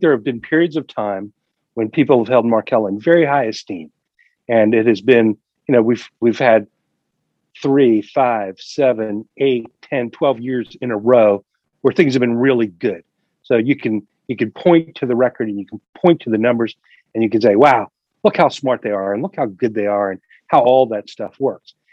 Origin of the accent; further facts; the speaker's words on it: United States; when I grew up, I grew up in the Delaware Valley, and I was raised as a Quaker